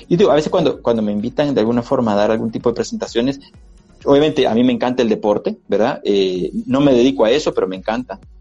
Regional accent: El Salvador; esos recuerdos realmente creo que nos hacen eh, salvadoreños

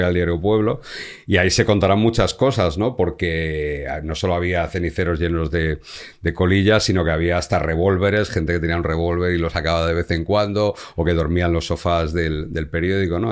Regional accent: Madrid, Community of Madrid, Spain; yo soy madrileño

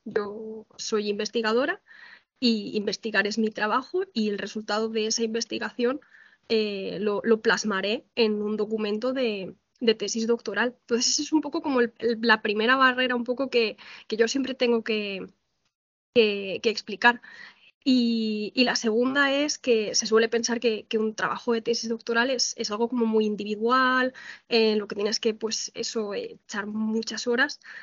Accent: Valencian Community, Spain; moved away as an adult; now in Ciudad Real, Spain; yo soy valenciana, estudié arquitectura en la Universidad Politécnica de Valencia

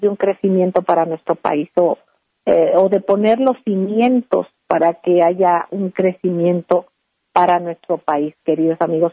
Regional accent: Mexico; Todos somos mexicanos.

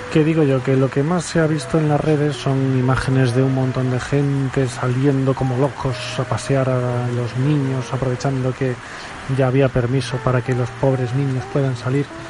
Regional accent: Spain; como buen español que soy

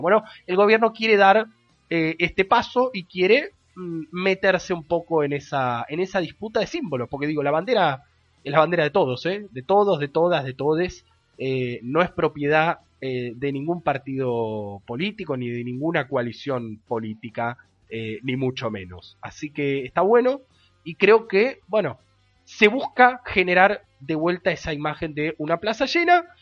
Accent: Argentina; como argentinos, argentinas

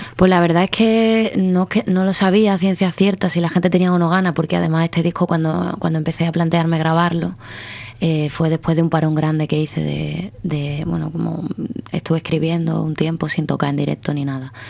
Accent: Cádiz, Andalusia, Spain; yo soy de Cádiz

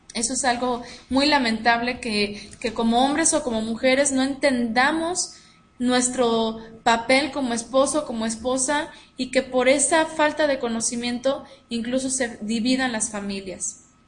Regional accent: Mexico; nosotras aquí como mexicanas

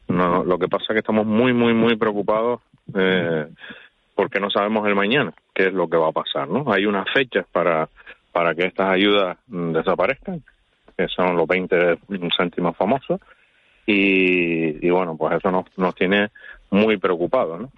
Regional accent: Canary Islands, Spain; somos canarios

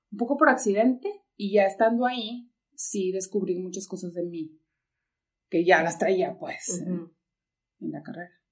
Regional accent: northern Mexico, Mexico; Entonces, como que cuando entendía eso dije, yo soy súper norteña, o sea.

